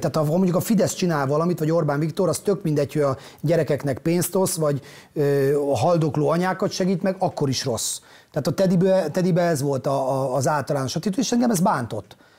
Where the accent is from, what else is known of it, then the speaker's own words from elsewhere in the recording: Ózd, Borsod-Abaúj-Zemplén, Hungary; moved away as an adult; ott nőttem fel, ott voltam ebbe a munkanélküliségbe